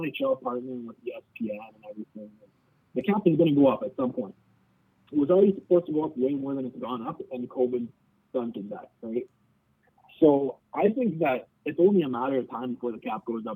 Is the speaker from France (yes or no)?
no; Canada; I'm Canadian